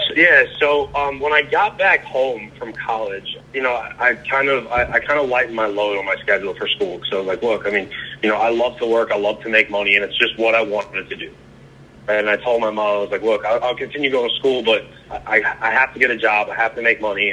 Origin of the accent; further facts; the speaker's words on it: Long Island, New York, United States; moved away as an adult; also born or lived in Raleigh, North Carolina; now in Charleston, United States; I grew up in Long Island, Long Island, New York